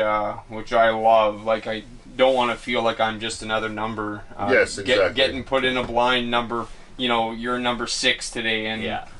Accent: Manitoba, Canada; I'm from Manitoba

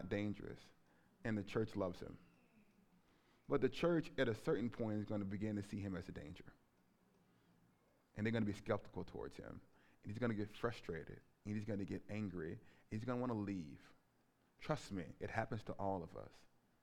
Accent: Alabama, United States; moved away as an adult; also born or lived in Scotland; I grew up in Alabama in the shadow of Jim Crow

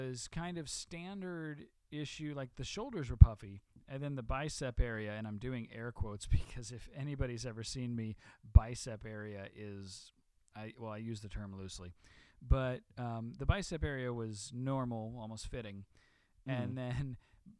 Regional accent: Illinois, United States; now in Los Angeles, United States; I grew up in Illinois

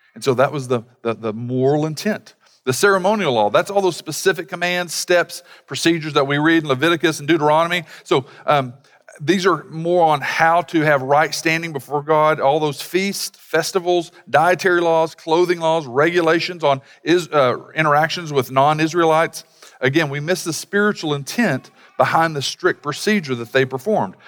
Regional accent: United States; being from an American culture

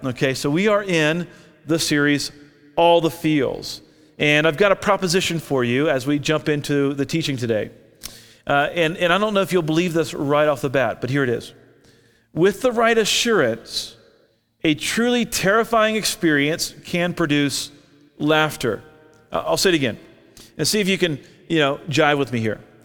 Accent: Orlando, Florida, United States; now in Albuquerque, United States; I grew up in Orlando.

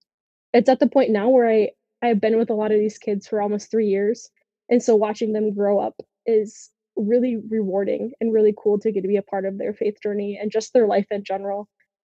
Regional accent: Sioux Falls, South Dakota, United States; So I grew up here in Sioux Falls, South Dakota, my whole life. I have attended Catholic school quite literally my entire life.

